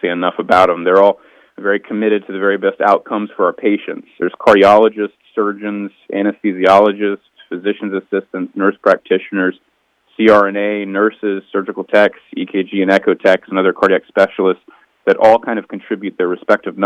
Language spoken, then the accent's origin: English; North Carolina, United States; moved away as an adult; also born or lived in Virginia; Both my wife and I are actually born and raised in North Carolina